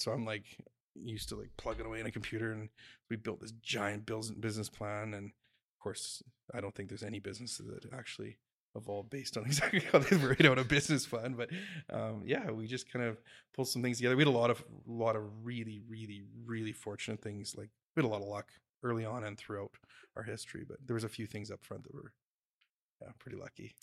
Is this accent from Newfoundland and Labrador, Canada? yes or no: no; Jasper, Alberta, Canada; moved away; I grew up in Jasper, so I kinda, I went back to Jasper